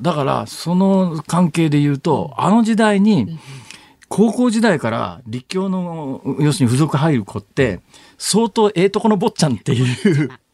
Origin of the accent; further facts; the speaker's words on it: Saitama, Japan; 私は埼玉県だから